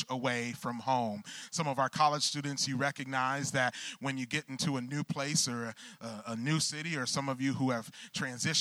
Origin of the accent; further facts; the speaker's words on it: Michigan, United States; I grew up in the Michigan area